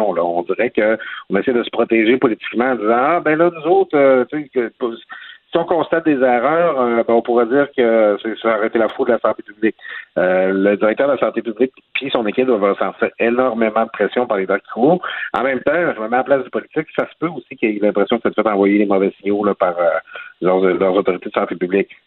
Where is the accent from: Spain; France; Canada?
Canada; Quebec; dans ma région natale, le lac saint jean